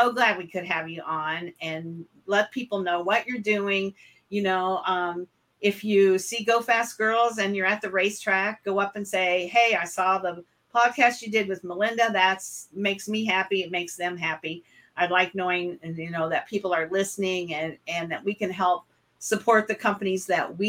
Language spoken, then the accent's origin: English; West Central Illinois, United States; I was born and raised in West Central Illinois, and I lived on a farm